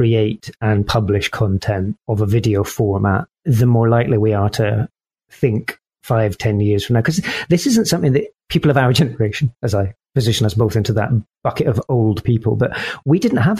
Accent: Scotland, United Kingdom; As a Scotsman

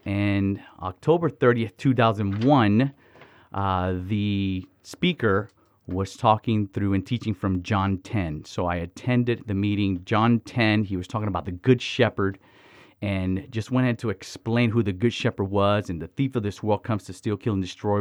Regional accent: Miami, Florida, United States; also born or lived in Dominican Republic; So I was born in Dominican Republic and raised in Miami, Florida.

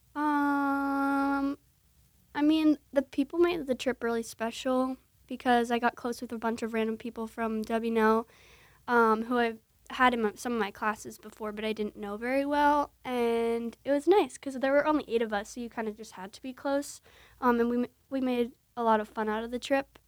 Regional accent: New Jersey, United States; I'm from New Jersey

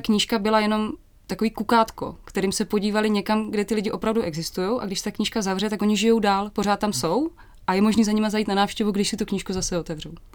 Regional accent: Hodonín, South Moravian Region, Czechia; moved away; also born or lived in Olomouc

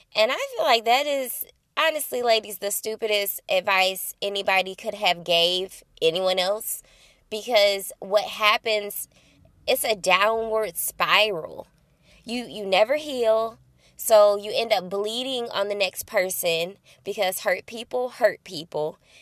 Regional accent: Belleville, Illinois, United States; I'm located here in my hometown, Belleville, Illinois

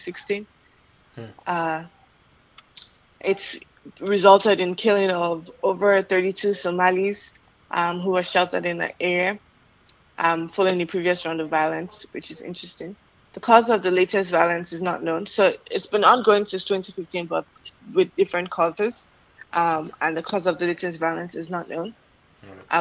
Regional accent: Nigeria; I'm Nigerian

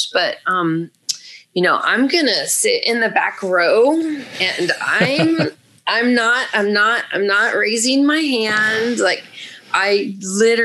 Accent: Los Angeles, California, United States; also born or lived in Santa Clarita, California; I grew up in Panorama City. I was an original Valley girl from the 70s and 80s

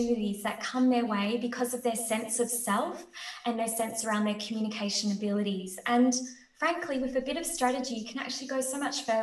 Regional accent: Australia; I'm Australian. So I live at the bottom of the world.

